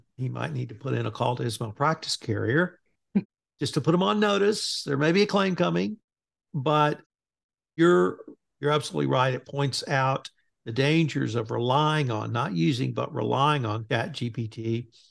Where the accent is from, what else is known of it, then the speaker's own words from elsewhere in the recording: Bryan, Texas, United States; my hometown of Bryan, Texas